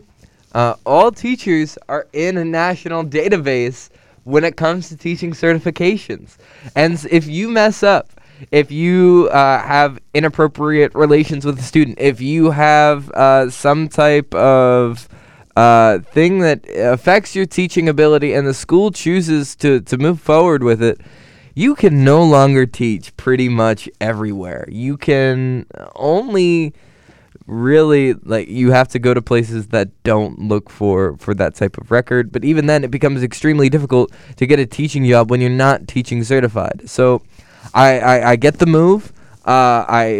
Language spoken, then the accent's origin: English; Pennsylvania, United States; growing up in Pennsylvania, middle of nowhere, PA. Very rural area